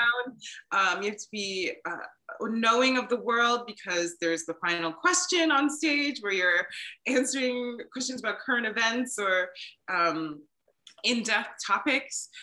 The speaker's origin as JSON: {"language": "English", "region": "Maryland", "country": "United States", "tie": "born or raised there", "moved": "as an adult", "said": "I decided to move home to Maryland and give my home state a try"}